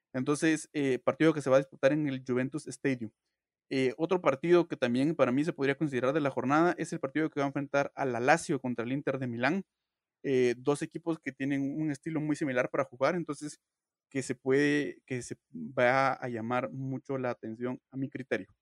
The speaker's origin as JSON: {"language": "Spanish", "country": "Guatemala", "said": "todos somos guatemaltecos"}